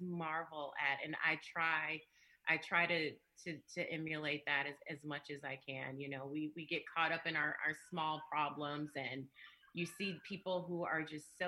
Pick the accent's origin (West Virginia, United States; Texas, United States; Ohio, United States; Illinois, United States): Illinois, United States; Chicago; I'm from the South Side, and not, you know, I mean, there's South Side and there's South Side, you know, from 102nd near Halsted